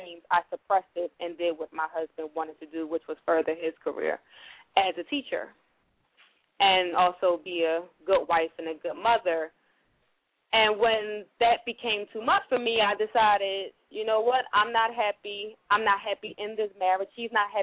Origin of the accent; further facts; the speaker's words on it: Montgomery, Alabama, United States; now in Philadelphia, United States; I'm actually from Montgomery, Alabama, but I currently reside here in the city of Philadelphia.